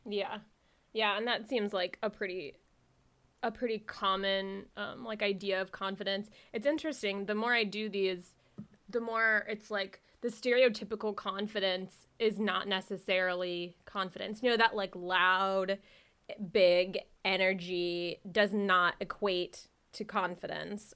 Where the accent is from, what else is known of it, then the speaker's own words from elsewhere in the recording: Jacksonville, Florida, United States; also born or lived in Miami, Florida; I was born in Miami. I didn't grow up in Miami. I grew up in Jacksonville, Florida